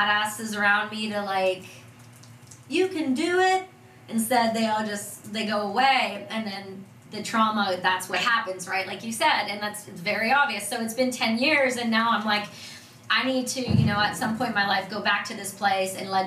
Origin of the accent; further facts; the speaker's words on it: Canada; I'm Canadian